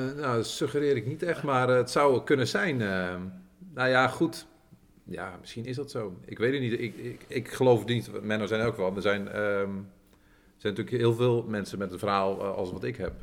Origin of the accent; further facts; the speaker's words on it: Veenendaal, Utrecht, Netherlands; ik ben geboren getogen Veenal